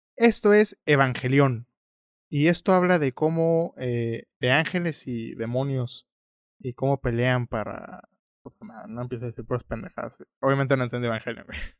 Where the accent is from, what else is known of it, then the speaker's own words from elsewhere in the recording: Mexico; tú lo ves como mexicano